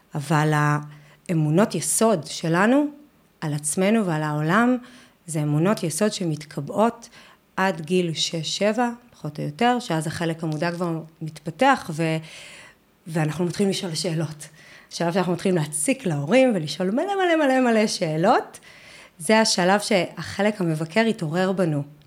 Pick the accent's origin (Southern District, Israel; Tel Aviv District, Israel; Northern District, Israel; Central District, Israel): Northern District, Israel; אני גדלתי בבית ילדים, בשנות ה-80 בקיבוץ בצפון